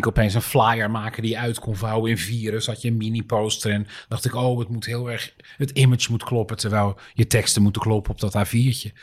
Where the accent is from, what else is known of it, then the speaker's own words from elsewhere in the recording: Dirksland, South Holland, Netherlands; moved away; het is een boerenland waar ik vandaan kom. omgeven door, uh, door meren en zee